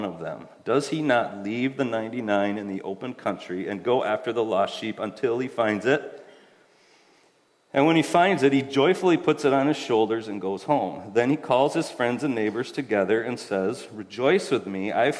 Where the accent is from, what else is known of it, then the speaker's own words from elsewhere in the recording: Allendale, Michigan, United States; we grew up in West Michigan, I grew up in Allendale